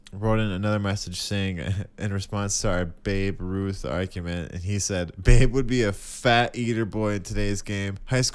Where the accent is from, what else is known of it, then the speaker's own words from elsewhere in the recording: Comstock Park, Michigan, United States; Comstock Park. It's called Comstock Park.